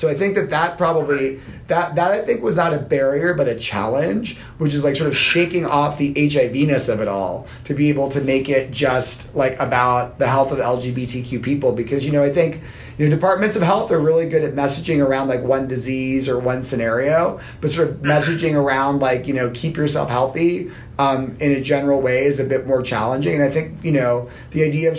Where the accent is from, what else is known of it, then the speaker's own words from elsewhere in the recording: New York City, New York, United States; I had that experience as a New Yorker.